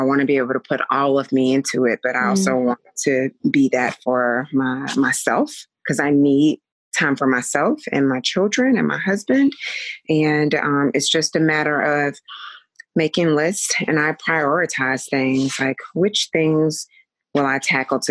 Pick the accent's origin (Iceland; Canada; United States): United States; Chattanooga, Tennessee; now in Las Vegas, United States; I am originally from Chattanooga, Tennessee. I currently live in Las Vegas.